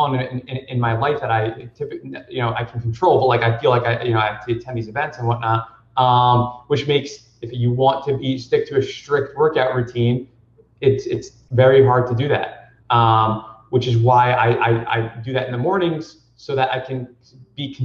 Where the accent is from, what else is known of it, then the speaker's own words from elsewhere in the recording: New Jersey, United States; I grew up in New Jersey.